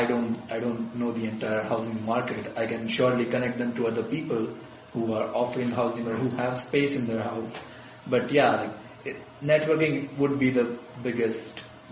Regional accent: India; first language Gujarati; English is a second language; think that was more helpful, because nobody spoke my language, which is Gujarati, which I spoke. That's my mother tongue.

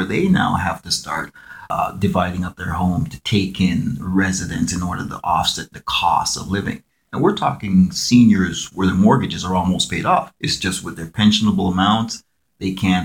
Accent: Calgary, Alberta, Canada; growing up in Calgary

